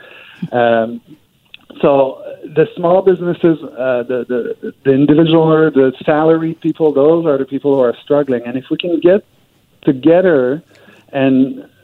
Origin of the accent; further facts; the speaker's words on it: Canada; we are Canadian, not Cantadian.